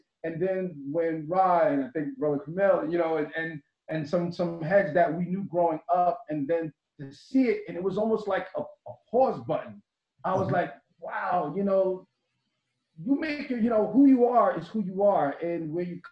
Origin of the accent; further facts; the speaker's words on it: Wyandanch, New York, United States; growing up, in Wyandanch, Schnorf, Babylon